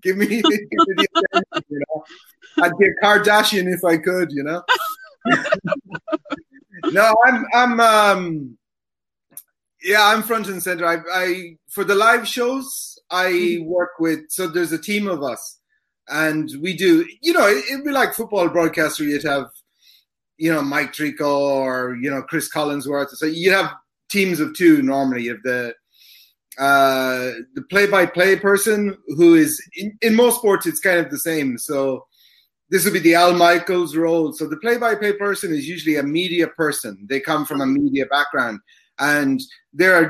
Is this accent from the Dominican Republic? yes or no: no; Ireland; moved away as an adult; also born or lived in Italy / United States; now in Japan; I'm from Ireland originally. I've lived around the world in different places, Italy, the States.